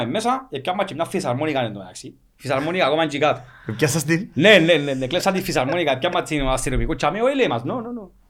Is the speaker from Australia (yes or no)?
no; Cyprus; Εμείς είμαστε από την Κύπρο. Ήρθαμε για παιχνίδι.